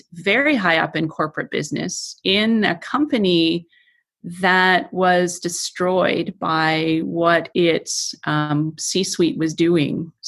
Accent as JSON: {"language": "English", "town": "Toronto", "region": "Ontario", "country": "Canada", "said": "I'm from Toronto"}